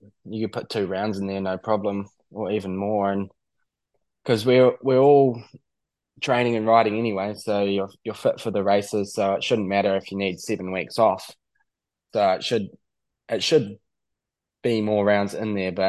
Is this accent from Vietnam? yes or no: no; New Zealand; we come from New Zealand